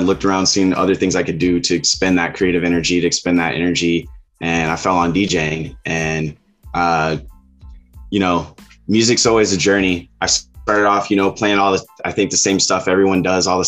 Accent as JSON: {"language": "English", "town": "Elkhart", "region": "Indiana", "country": "United States", "tie": "born or raised there", "also_born_or_lived": "Southern California", "moved": "yes", "lives_now": "California, United States", "said": "I'm originally from the Midwest. I grew up in a city called Elkhart, Indiana."}